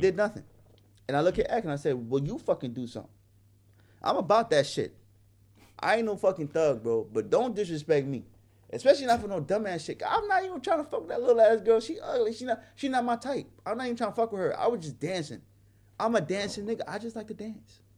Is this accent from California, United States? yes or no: no; New York City, New York, United States; moved away as an adult; also born or lived in Hawaii; a young brother growing up in Brooklyn, New York